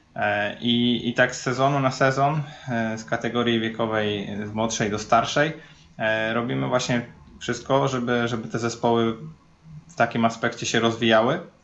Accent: Poznań, Greater Poland, Poland; na co dzień jestem z Poznania i na co dzień mieszkam w Poznaniu

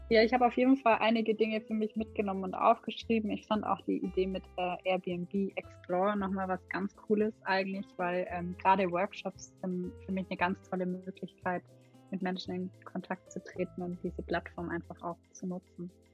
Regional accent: Nördlingen, Bavaria, Germany; Ich bin in Nördlingen in Ries geboren

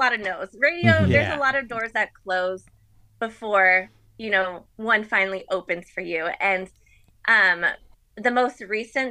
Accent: Phoenix, Arizona, United States; growing up in Phoenix, I was a really big Diamondbacks fan

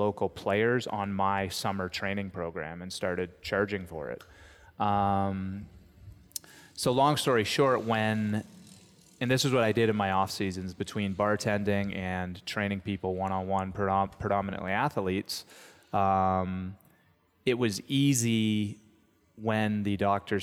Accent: St. Catharines, Ontario, Canada; Home, St. Catharines, Ontario.

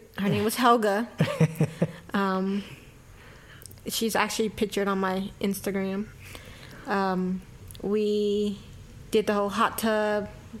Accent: Mobile, Alabama, United States; Born and raised in Mobile, Alabama.

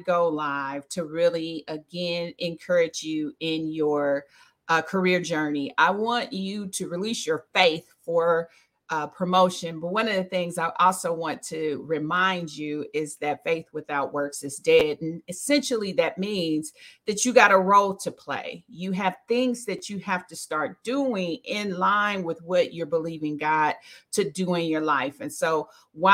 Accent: Dayton, Ohio, United States; now in Charlotte, United States; I am originally from Dayton, Ohio.

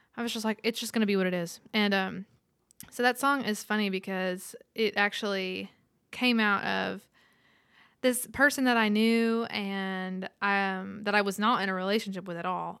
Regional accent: Roosevelt, Texas, United States; moved away as an adult; now in Nashville, United States; I'm from Roosevelt, Texas, population 18

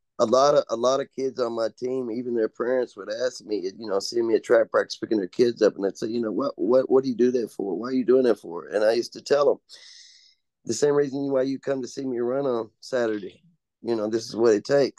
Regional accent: Owensboro, Kentucky, United States; also born or lived in Henderson, Kentucky; I moved towns to Owensboro from where I was born in Henderson.

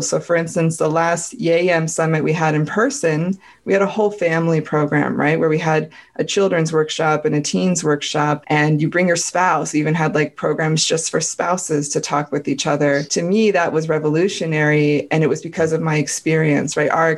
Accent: United States; I'm like as American as you can get

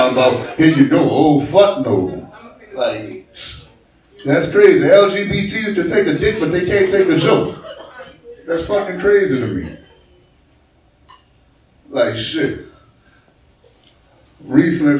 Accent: New Orleans, Louisiana, United States; I'm from New Orleans

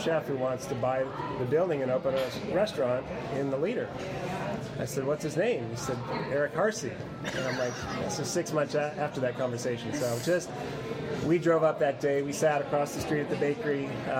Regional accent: Bloomington, Minnesota, United States; also born or lived in Cambridge, Minnesota / San Francisco; I was born here. Yeah. Grew up 3 years, then moved to Bloomington.

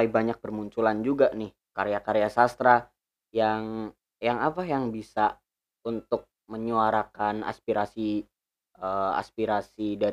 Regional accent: Pemalang, Central Java, Indonesia; di kampungku sendiri di kota bukan kota sih kabupaten Pemalang

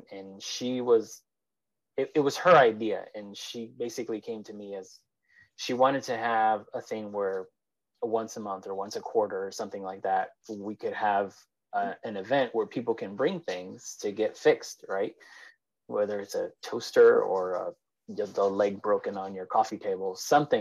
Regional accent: Chicago, Illinois, United States; moved away as an adult; now in Erie, United States; I'm originally born and raised in Chicago

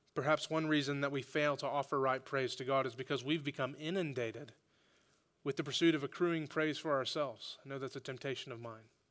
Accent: Oklahoma, United States; now in Fayetteville, United States; growing up in Oklahoma, I'm from Oklahoma

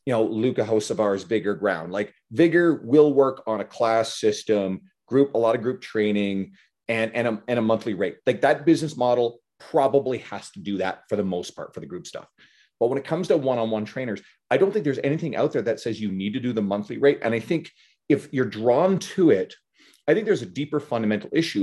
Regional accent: Newfoundland and Labrador, Canada; I grew up in Newfoundland

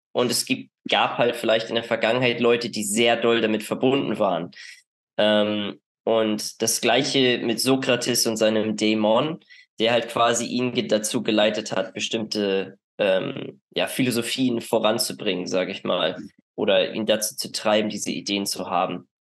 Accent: Northern Germany, Germany; moved away as an adult; ich komme ja aus dem, aus dem Norden Deutschlands

